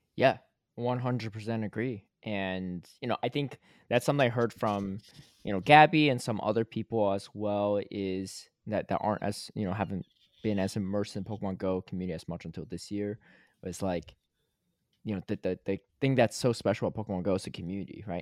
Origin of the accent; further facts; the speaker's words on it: Connecticut, United States; also born or lived in Atlanta; now in Los Angeles, United States; I grew up in Connecticut